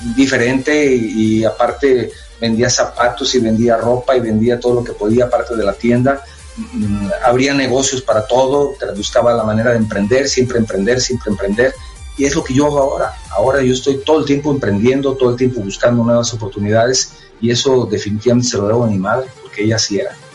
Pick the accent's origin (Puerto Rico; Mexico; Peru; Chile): Mexico; Guadalajara, Jalisco; Tapatío de nacimiento. Así nos dicen a los que nacimos en Guadalajara.